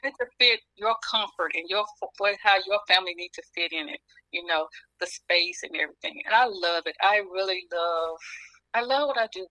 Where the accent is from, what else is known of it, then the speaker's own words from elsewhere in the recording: the South, United States; moved away as an adult; now in Pennsylvania, United States; I was from the South